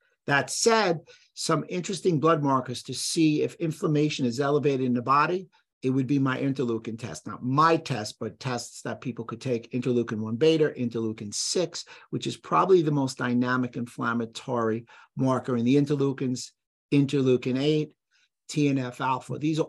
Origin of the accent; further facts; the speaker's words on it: Bronx, New York, United States; I grew up in the Bronx, so I'll call it a neighborhood.